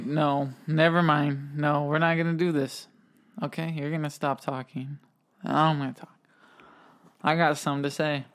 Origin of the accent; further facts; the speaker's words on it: United States; where we're from, we're from America